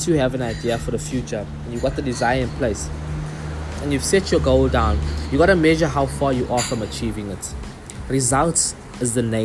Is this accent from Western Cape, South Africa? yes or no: no; Durban, KwaZulu-Natal, South Africa; In the community I grew up in Durban, a very small community